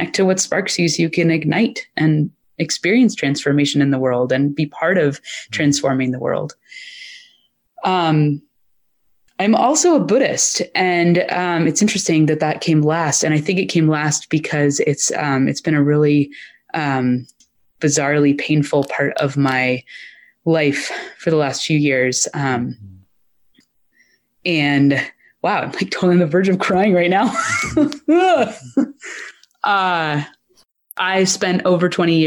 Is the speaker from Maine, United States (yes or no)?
yes; Maine, United States; I grew up in Maine